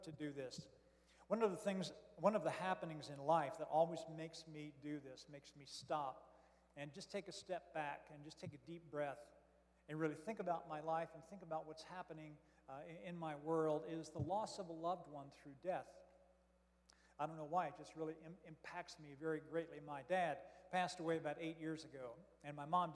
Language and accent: English; Florence, Kentucky, United States; I am from Florence, Kentucky, just south of Cincinnati, and your guest preacher today